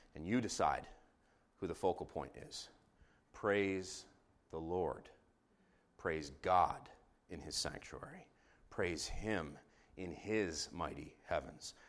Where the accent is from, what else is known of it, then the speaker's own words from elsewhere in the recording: Jerusalem, Jerusalem District, Israel; growing up in Jerusalem, I, uh, watched Beitare Yerushalayim